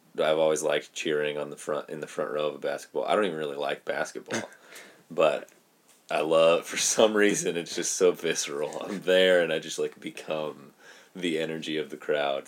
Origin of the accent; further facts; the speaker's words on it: Merced, California, United States; also born or lived in Planada, California; born and raised in Merced